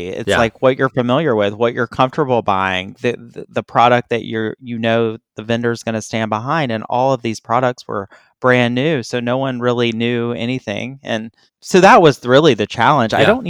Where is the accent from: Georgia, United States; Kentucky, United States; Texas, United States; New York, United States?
Georgia, United States; Atlanta; I'm from Atlanta.